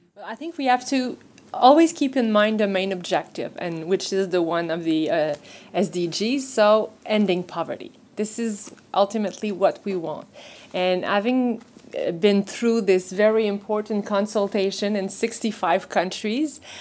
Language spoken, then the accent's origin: English; Canada; as Canadian